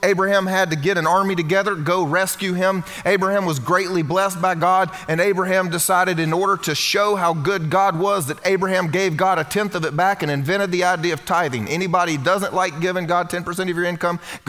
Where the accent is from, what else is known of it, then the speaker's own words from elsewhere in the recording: the South, United States; I grew up here in the South and I grew up going to Vacation Bible School